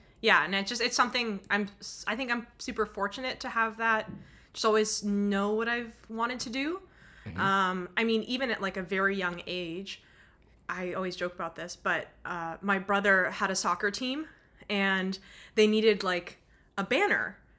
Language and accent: English; Los Angeles, California, United States; also born or lived in Costa Rica / England; now in Abbotsford, Canada; So I'm originally from Los Angeles. I've moved around a little bit, lived in Costa Rica, I've lived in England, and I currently live in BC, Abbotsford, Canada